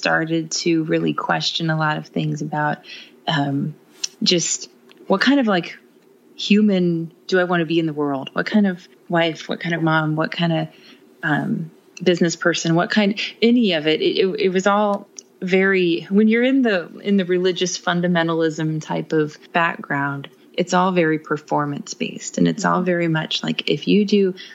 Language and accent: English; Midwest, United States; we are from the Midwest